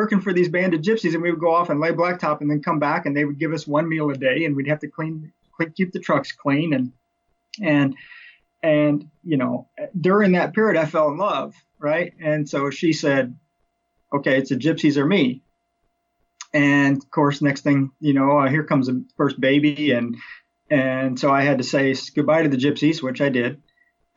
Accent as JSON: {"language": "English", "region": "Missouri", "country": "United States", "tie": "born or raised there", "said": "I grew up in Missouri"}